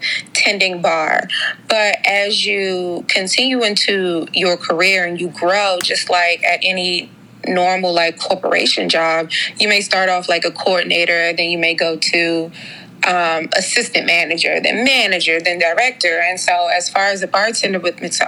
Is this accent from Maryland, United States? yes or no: yes; Suitland, Maryland, United States; I am a Prince George's County native. I grew up in Suitland